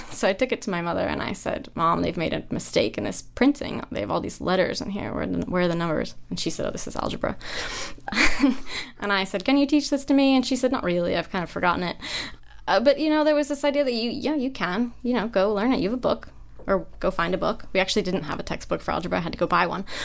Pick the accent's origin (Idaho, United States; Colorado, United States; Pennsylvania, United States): Idaho, United States; born or raised there; moved away; also born or lived in Cambridge